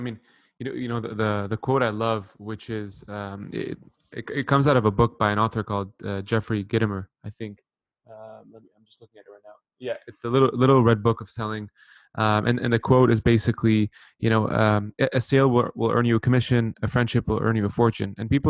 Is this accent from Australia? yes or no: no; Saudi Arabia; moved away; also born or lived in Lebanon / Canada / Bahrain; I was born in Lebanon, moved to Saudi actually for about 10 years, and then moved to Canada. Left, went back to Bahrain, and then came back to North America.